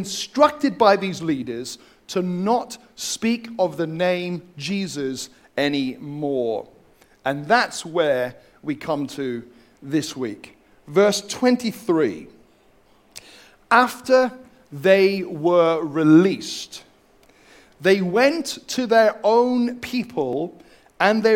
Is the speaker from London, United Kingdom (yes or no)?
no; Wales, United Kingdom; I'm from Wales. They're my people. There's a few of us